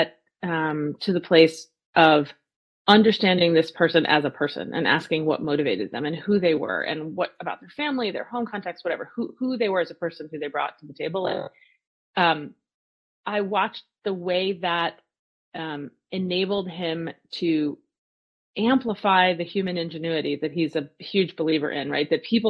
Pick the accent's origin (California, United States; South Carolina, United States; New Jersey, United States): New Jersey, United States; I grew up in New Jersey.